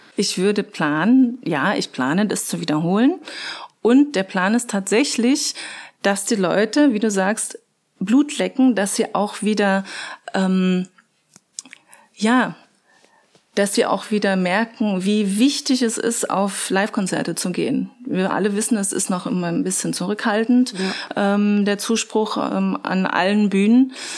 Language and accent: German; Magdeburg, Saxony-Anhalt, Germany; also born or lived in Passau; now in Regensburg, Germany; ich komme äh, ursprünglich eigentlich aus Magdeburg, bin aber schon seit 1997 in Bayern